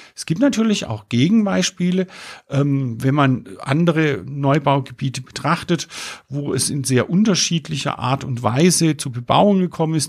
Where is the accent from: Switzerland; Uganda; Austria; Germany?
Germany; Pforzheim, Baden-Württemberg; also born or lived in Freiburg; Es ist meine Heimatstadt. Ich kenne diese Stadt in- und auswendig. Ich bin hier geboren, aufgewachsen